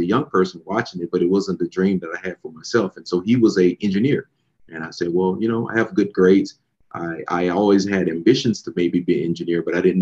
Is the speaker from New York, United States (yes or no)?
no; Dallas, Texas, United States; also born or lived in Corsicana, Texas; I grew up in Dallas, born and raised in Dallas